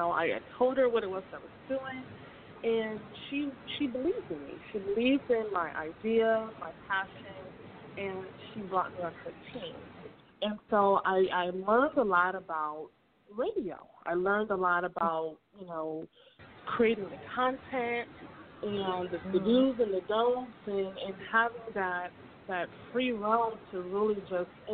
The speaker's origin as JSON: {"language": "English", "town": "Hartford", "region": "Connecticut", "country": "United States", "moved": "as an adult", "lives_now": "Georgia, United States", "said": "So I am originally from Hartford, Connecticut, and I moved to Georgia in December of 2014."}